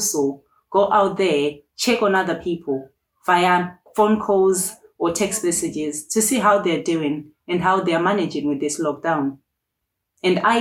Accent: Birmingham, West Midlands, United Kingdom; moved away as an adult; now in Durham, United Kingdom; I am from Birmingham, which is where my family lives.

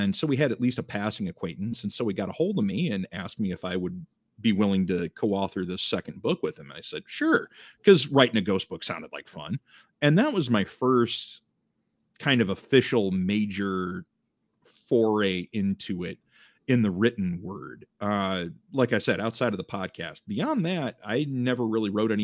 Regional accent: Eastern Iowa, United States; Born and raised in Eastern Iowa

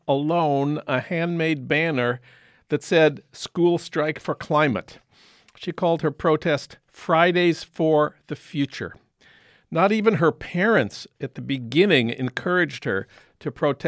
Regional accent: St. Paul, Minnesota, United States; now in Los Angeles, United States; in St. Paul at the Science Museum, my hometown

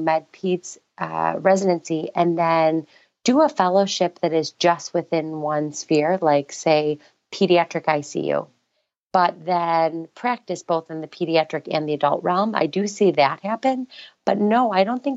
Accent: East Coast, United States; I'm from the East Coast.

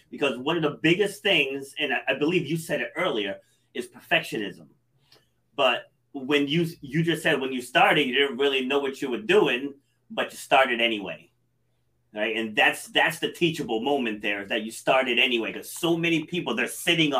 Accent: Rhode Island, United States; also born or lived in New York City; I was born in New York City, but I was raised here in Rhode Island.

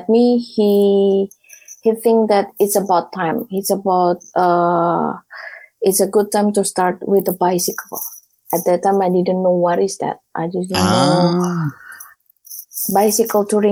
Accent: Surabaya, East Java, Indonesia; moved away as an adult; I'm from Surabaya. Java Island

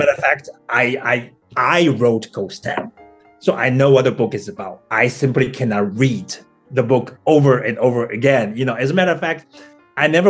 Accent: Taiwan; first language Taiwanese; English is a second language; moved away as an adult; also born or lived in Taipei, Taiwan; now in Berlin, Germany; I grew up in Taiwan, this small town

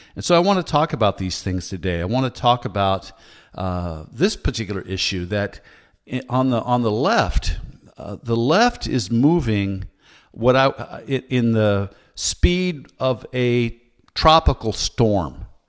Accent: United States; I am an American patriot

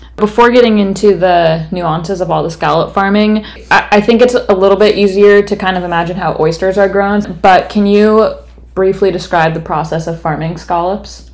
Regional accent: West Coast, United States; moved away; I'm from the West Coast and that is how I learned to pronounce it.

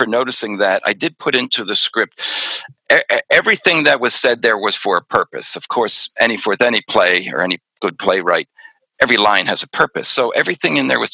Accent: Pennsylvania, United States; growing up in Pennsylvania.

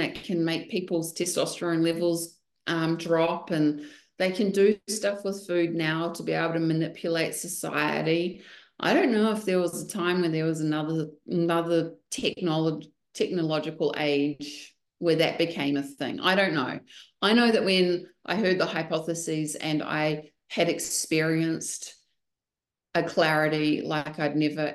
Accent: New Zealand; now in Texas, United States; Being a Kiwi girl

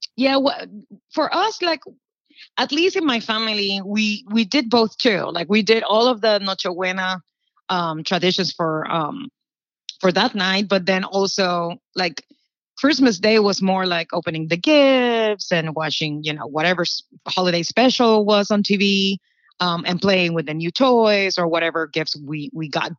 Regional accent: Puerto Rico; moved away as an adult; now in Orlando, United States; I'm from Puerto Rico, and I've been living in the United States. I moved directly from Puerto Rico to Orlando. And for me, in Puerto Rico, living my life there, we just were Puerto Ricans

